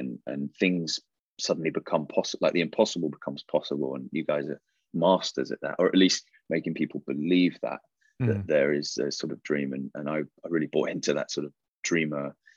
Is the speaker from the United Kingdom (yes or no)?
yes; England, United Kingdom; I was really into sports as a growing up in England, and I was a rugby player